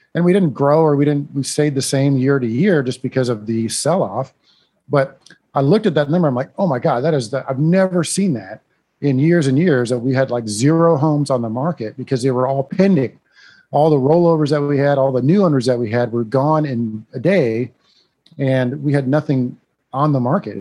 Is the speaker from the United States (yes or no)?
yes; Iowa, United States; accent: northern; now in San Antonio, United States; I grew up in Iowa